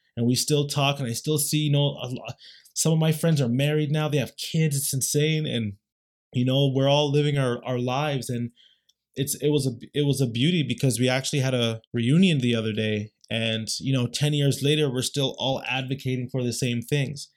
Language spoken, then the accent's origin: English; Canada; We're Canadian